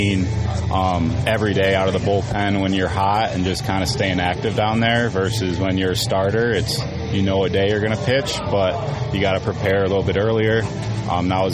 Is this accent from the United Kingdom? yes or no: no; Midwest, United States; moved away; growing up in, you know, the Midwest and cold weather